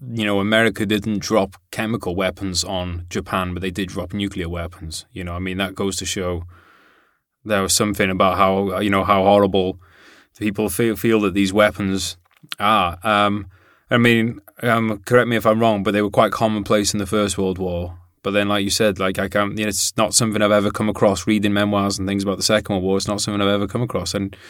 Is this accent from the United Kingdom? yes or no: yes; United Kingdom; as a former British soldier and as a British citizen